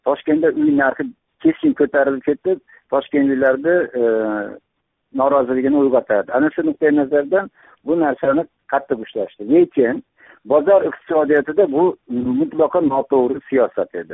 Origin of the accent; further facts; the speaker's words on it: Uzbekistan; moved away as an adult; now in Tashkent, Uzbekistan; tomda tug'ilib o'sganman o'qishga kirib toshkentda o'qishda bitirib toshkentda qoldim toshkentda kvartira oldim ya'ni haligi yosh mutaxassis sifatida hozirgacha